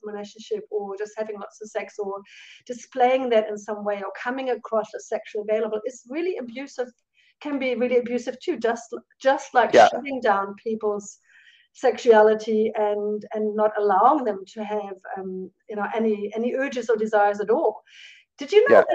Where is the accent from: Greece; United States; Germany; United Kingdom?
Germany; moved away as an adult; now in New Zealand; the kind of Christianity I grew up with in Germany